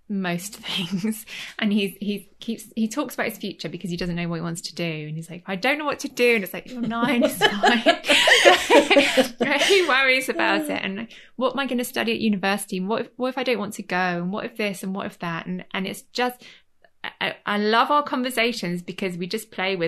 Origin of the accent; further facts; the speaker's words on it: Leeds, Yorkshire and the Humber, United Kingdom; moved away as an adult; also born or lived in London / Florence; now in Cornwall, United Kingdom; I'm from Yorkshire. I'm from Leeds.